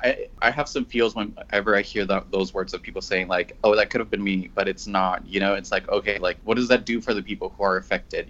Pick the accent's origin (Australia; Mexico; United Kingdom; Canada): Mexico; now in San Diego, United States; I'm from Mexico. I came to the United States around 2005